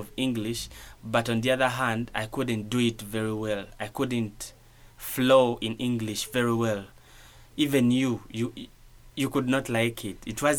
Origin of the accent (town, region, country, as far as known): Uganda; English is a second language